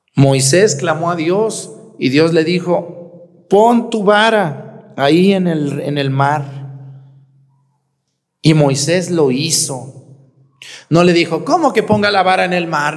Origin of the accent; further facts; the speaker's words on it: Jalisco, Mexico; also born or lived in Aguascalientes; now in Guerrero, Mexico; Yo nací en Jalisco.